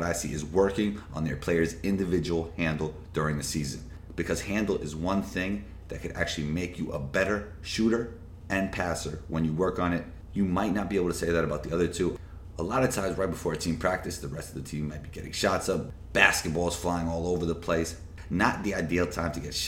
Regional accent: New York City, New York, United States; growing up in New York City, playing ball, my friends and I were very competitive

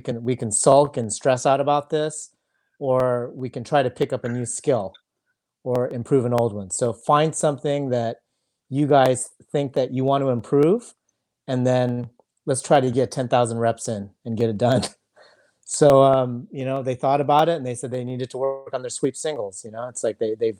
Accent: South Gate, California, United States; English is a second language; also born or lived in Indonesia; Moved to, wow, you know, like Southgate

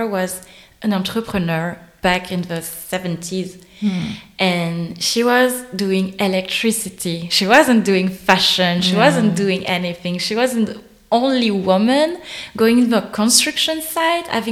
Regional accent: Réunion; now in Berlin, Germany; we're French, but we're also from La Réunion.

